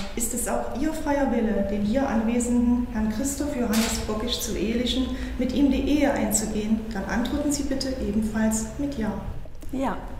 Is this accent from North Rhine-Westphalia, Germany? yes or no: yes; Münster, North Rhine-Westphalia, Germany; moved away as an adult; now in Leipzig, Germany; also ich komme ursprünglich aus Münster und äh, bin zum Studieren nach Leipzig gegangen